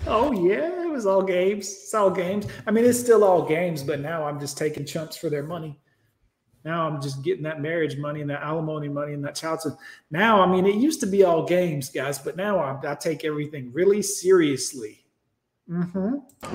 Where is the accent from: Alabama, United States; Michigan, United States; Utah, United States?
Alabama, United States; I'm from Alabama